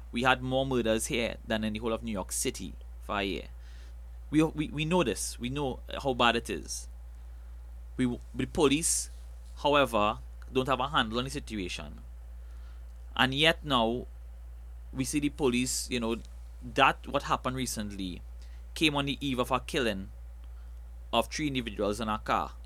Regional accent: Trinidad & Tobago; I love being a Trinidadian

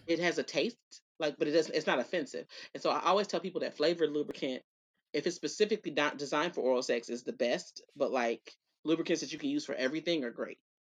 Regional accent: Dallas, Texas, United States; accent: Southern; I was born here. I was born at County at Parkland

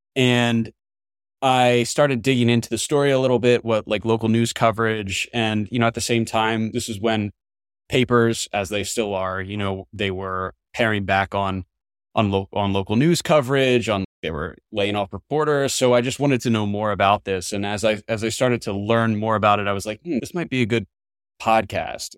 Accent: New Jersey, United States; my small hometown in New, in New Jersey

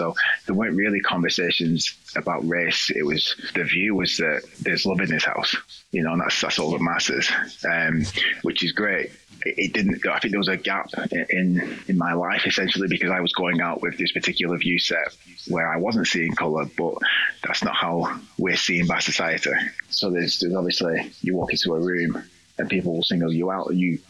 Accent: near Burnley, North West England, United Kingdom; also born or lived in Spain; So my mum is white. I'm from a small town just outside of Burnley.

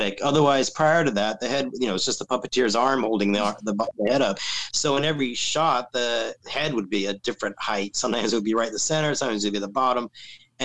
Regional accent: California, United States; I'm from California

